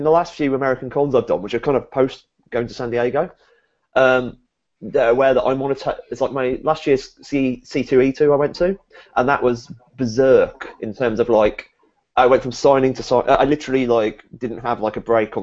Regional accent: United Kingdom; being a British guy

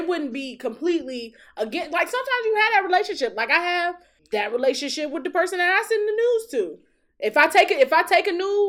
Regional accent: Detroit, Michigan, United States; I am from Detroit.

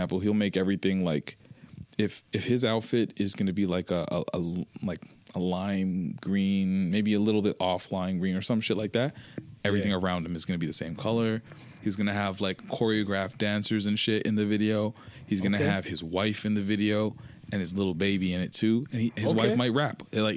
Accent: Toronto, Ontario, Canada; I'm from Toronto

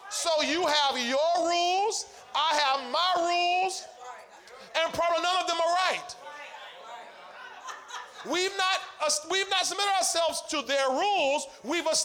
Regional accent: Chicago, Illinois, United States; I'm from Chicago, and Chicago, this how we play in Chicago.

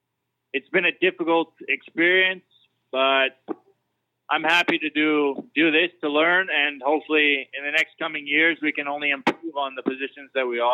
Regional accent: Canada; Still at heart, I'm Canadian, so I would say that my accent's there.

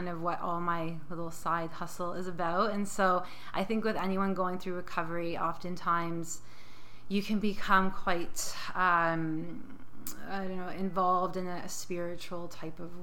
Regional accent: St. Catharines, Ontario, Canada; I'm from St. Catharines, so about an hour outside of Toronto, close to Niagara Falls. And yeah, I grew up there

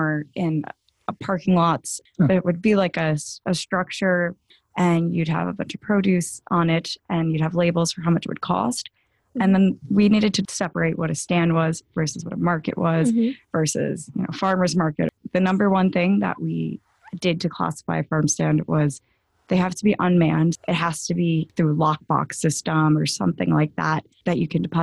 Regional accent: Long Island, New York, United States; I am from Long Island, New York

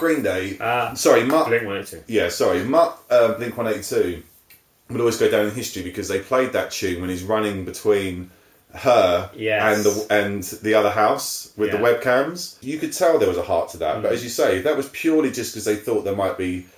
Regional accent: England, United Kingdom; as an Englishman

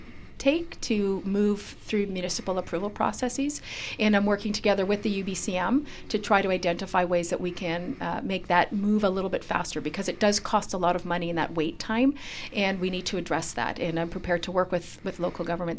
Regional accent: British Columbia, Canada; we as British Columbians

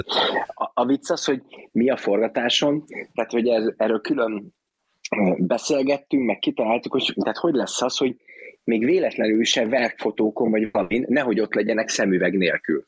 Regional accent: Hungary; én magyar vagyok

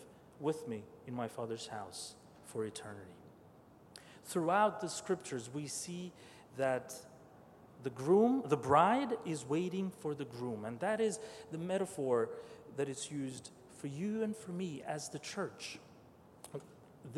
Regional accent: Albania; moved away; I was born and raised atheist, and so was my family. Not because we wanted to, but we didn't have much choice. I was born in Albania

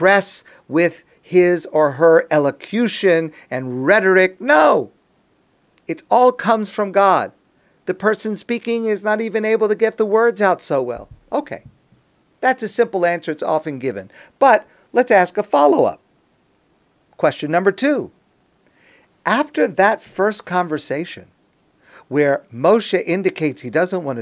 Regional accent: United States; I am an American.

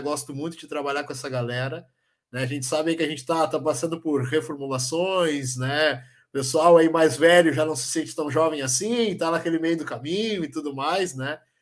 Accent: Rio de Janeiro, Brazil; now in Canoas, Brazil; Sou natural do Rio de Janeiro, mas falo aqui de Canoas, na região metropolitana

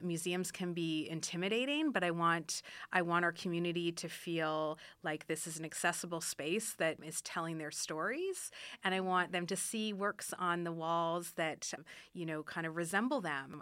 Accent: Ottawa, Ontario, Canada; moved away as an adult; now in Reno, United States; I am originally from Ottawa, Canada, and I've been in Reno since twenty thirteen

